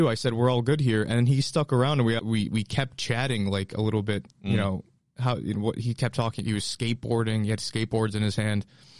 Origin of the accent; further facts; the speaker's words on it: Connecticut, United States; moved away as an adult; now in Boston, United States; I am from Connecticut. That's where I grew up, and with school and living here, I've been here for about 7 years in the Boston area.